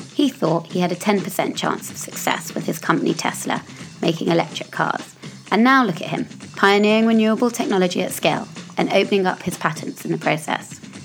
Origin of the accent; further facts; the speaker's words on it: United Kingdom; I'm British